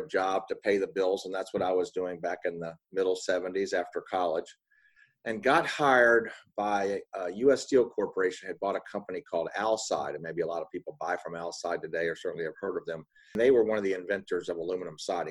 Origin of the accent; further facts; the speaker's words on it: Miami, Florida, United States; moved away as an adult; also born or lived in Tennessee; now in Atlanta, United States; I'm from Miami, Florida